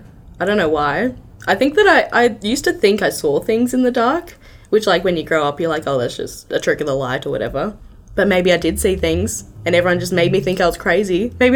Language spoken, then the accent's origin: English; Sydney, New South Wales, Australia; Growing up in Sydney on Halloween, like all the kids would do it.